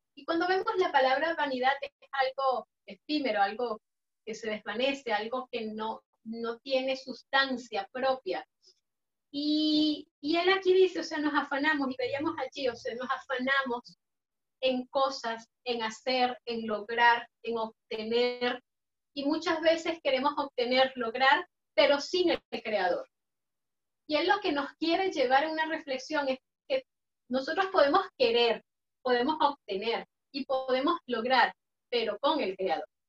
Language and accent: Spanish; Venezuela; moved away as an adult; nosotros como personas venezolanos, inmigrantes